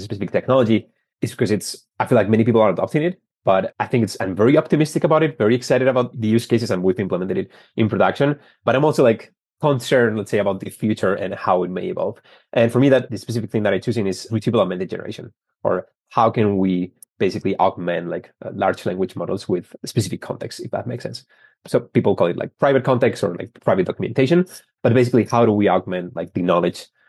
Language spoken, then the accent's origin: English; Spain; moved away as an adult; also born or lived in San Francisco; now in Boston, United States; I started telecommunications engineering back in Spain. I'm from Spain